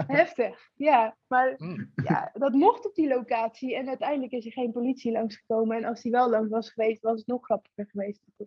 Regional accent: Gorinchem, South Holland, Netherlands; ik kom uit Gorkum

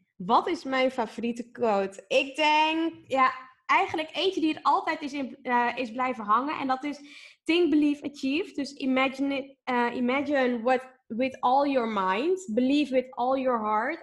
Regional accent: Amsterdam, North Holland, Netherlands; born or raised there

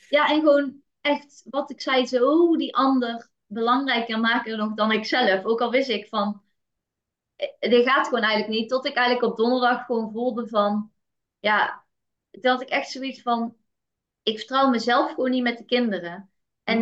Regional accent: North Brabant, Netherlands; ik kom uit Brabant en daar was wel echt de instelling. En zeker vanuit familie. Ik ben geboren in een eh, heel nuchter Brabants gezin

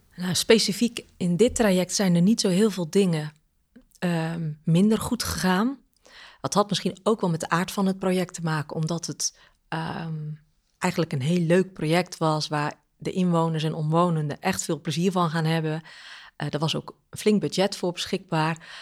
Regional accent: Goeree-Overflakkee, South Holland, Netherlands; Ik ben daar geboren en, en opgegroeid. Echt eilander.

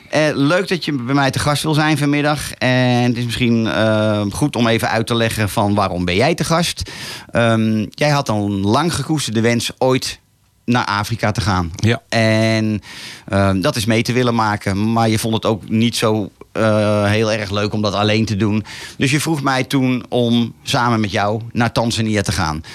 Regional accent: Laren, North Holland, Netherlands; geboren en getogen in Laren.

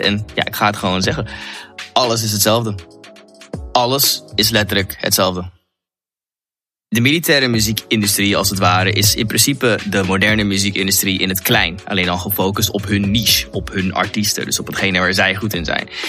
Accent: Netherlands

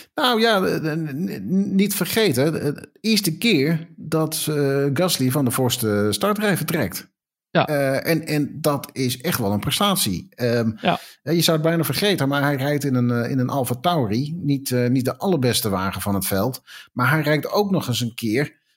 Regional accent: Netherlands; we zijn toch Nederlanders

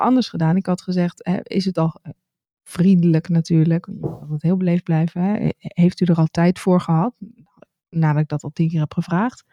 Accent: Netherlands; moved away as an adult; now in France; als Nederlander

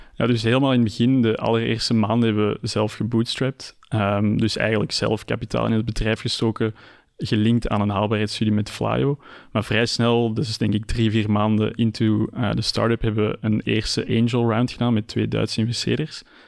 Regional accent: Antwerp, Flanders, Belgium; ben ik natuurlijk ook geboren en getogen in Antwerpen.

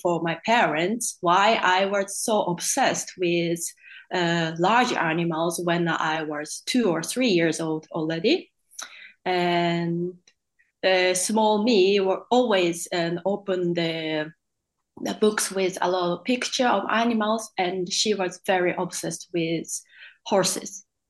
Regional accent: Tokyo, Japan; moved away as an adult; I was born in Tokyo, in Japan, um, I was born to the quite normal Japanese parents with my older sister

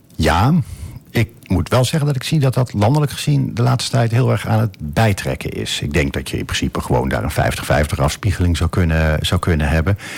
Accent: edge of the Veluwe, near Dieren, Gelderland, Netherlands; also born or lived in Dordrecht; now in Almelo, Netherlands; niet uit Wente, maar ik kom van de rand van de Veluwe. Dat is uh, Laag dat is heel klein. Ergens in de buurt van Dieren

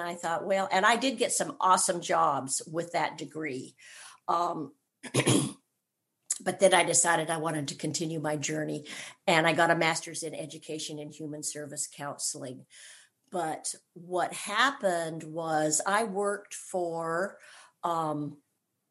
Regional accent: California, United States; moved away as an adult; now in Georgia, United States; I was born and raised in California, and I'm a California girl all the way

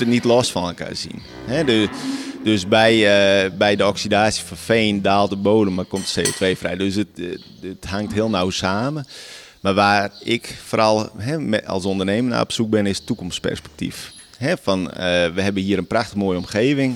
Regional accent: Friesland, Netherlands; Ik ben hier geboren. Ik slaap nu op precies dezelfde plek als eh, waar ik ben geboren

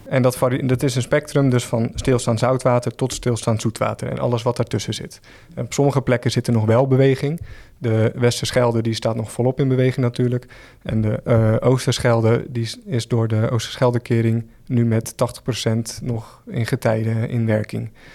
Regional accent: Schouwen-Duiveland, near Zierikzee, Zeeland, Netherlands; now in Rotterdam, Netherlands; ik ben zelf ook een Zeeuw. Ik kom eh, van het eiland Schouwen-Duiveland, vlakbij Zierikzee

